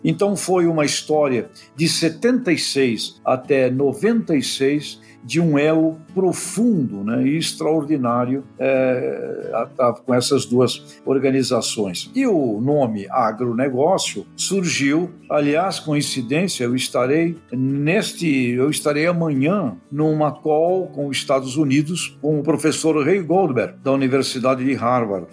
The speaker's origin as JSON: {"language": "Portuguese", "town": "Santos", "region": "São Paulo", "country": "Brazil", "tie": "born or raised there", "said": "Eu vivi, nasci em Santos, eu estava estudando em São Paulo"}